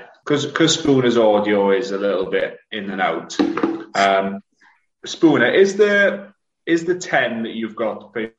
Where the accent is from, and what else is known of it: Wales, United Kingdom